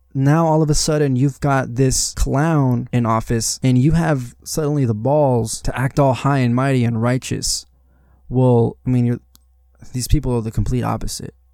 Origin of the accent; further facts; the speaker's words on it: Las Vegas, Nevada, United States; I was born here in Las Vegas, Nevada.